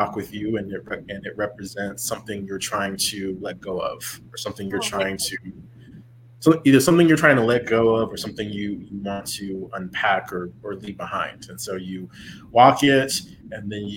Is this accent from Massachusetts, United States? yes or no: no; San Antonio, Texas, United States; my hometown of San Antonio